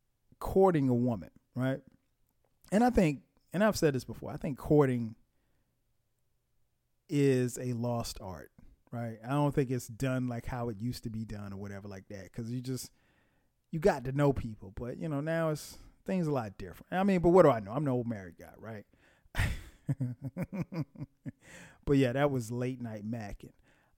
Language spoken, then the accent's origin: English; Florence, South Carolina, United States; where I grew up in Florence, South Carolina. You didn't see anybody.